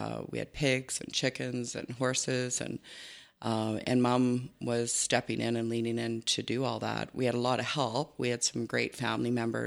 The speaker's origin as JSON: {"language": "English", "area": "Spruce View area near Sundre", "region": "Alberta", "country": "Canada", "tie": "born or raised there", "also_born_or_lived": "Innisfail, Alberta", "said": "born in Innisfil and grew up on a farm close to Sundry, Spruce View area"}